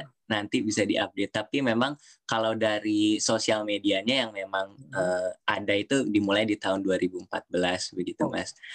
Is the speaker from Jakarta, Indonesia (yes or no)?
yes; Jakarta, Indonesia; moved away as an adult; now in Groningen, Netherlands; saya asal dari Jakarta. Eh, Indonesia dan uh, saya kalau mungkin sedikit uh, perjalanan uh, hidup ya atau perjalanan uh, sekolah uh, dulu SD saya di Kupu-Kupu di Jakarta